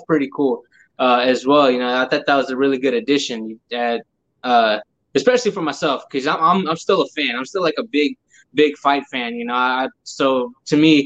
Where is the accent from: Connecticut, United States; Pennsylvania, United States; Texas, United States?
Texas, United States; Houston; it's my hometown. Like I'm here